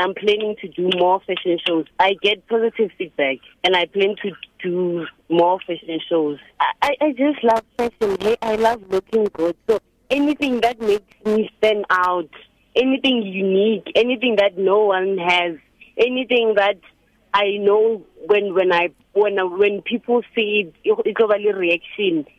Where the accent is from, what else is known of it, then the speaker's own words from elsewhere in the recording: Alexandra, Gauteng, South Africa; I'm from Alexandra. I, I I live here with my parents